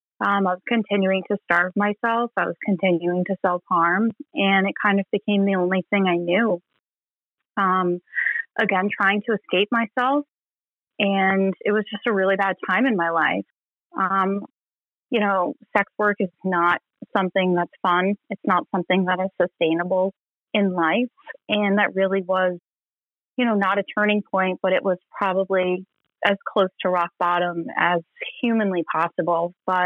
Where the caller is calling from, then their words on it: Gulf Coast of Florida, United States; I'm calling in from the Gulf Coast of Florida.